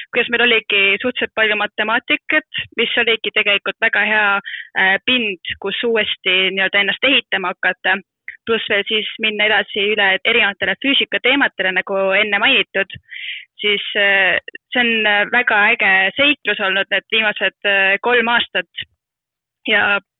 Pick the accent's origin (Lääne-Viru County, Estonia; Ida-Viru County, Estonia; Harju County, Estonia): Harju County, Estonia; Tallinn; ma tahan Tallinnasse jääda, kuna ma olen tallinlane